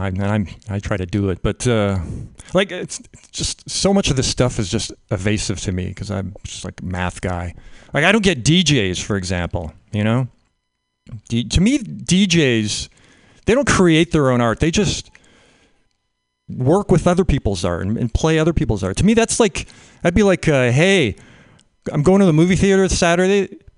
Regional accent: Canada; I grew up in Canada.

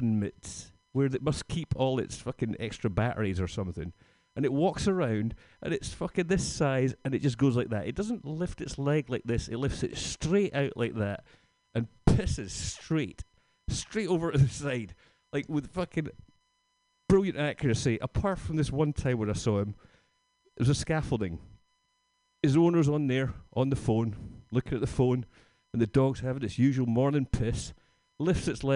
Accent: Scotland, United Kingdom; now in San Francisco, United States; I'm from Scotland.

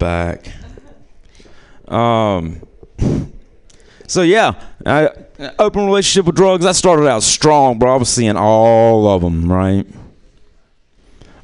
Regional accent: New Orleans, Louisiana, United States; I'm from New Orleans, Louisiana

